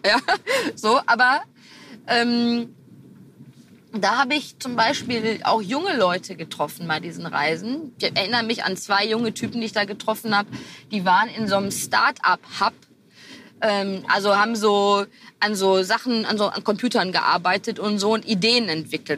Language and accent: German; Herne, North Rhine-Westphalia, Germany; born or raised there